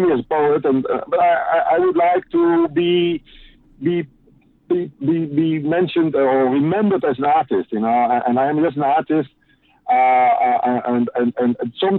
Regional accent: Netherlands; I'm from the Netherlands

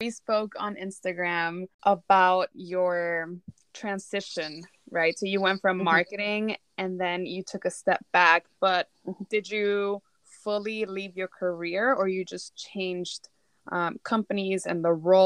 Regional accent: Texas, United States; I also grew up in a very small town in Texas

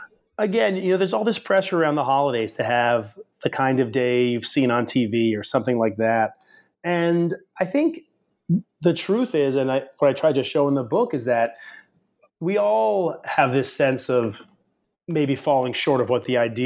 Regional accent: New England, United States; I grew up in New England, and that backdrop of 91 and Connecticut and Bradley Airport, those are some of the scenes of my own childhood

